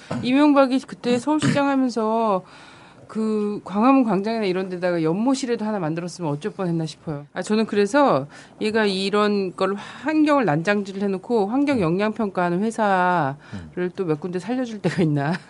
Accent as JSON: {"language": "Korean", "region": "Chungcheong", "country": "South Korea", "tie": "born or raised there", "said": "충, 충청도 출신으로서"}